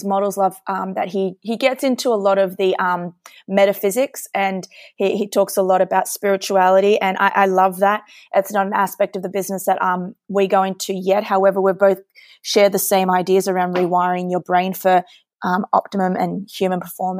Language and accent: English; Sydney, New South Wales, Australia; I obviously, with the accent, I'm from Sydney, Australia. So I raced for Australia, going to Beijing.